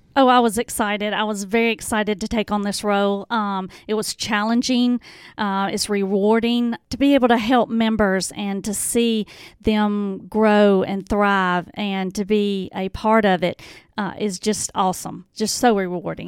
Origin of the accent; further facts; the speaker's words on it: Horn Lake, Mississippi, United States; also born or lived in Hernando, Mississippi; I was born and raised in Horn Lake